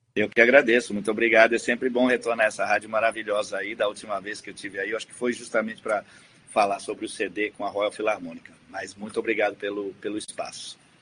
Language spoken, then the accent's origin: Portuguese; Rio Grande do Sul, Brazil; moved away; eu estou muito orgulhoso de voltar à minha terra como diretor da Orquestra de Sopros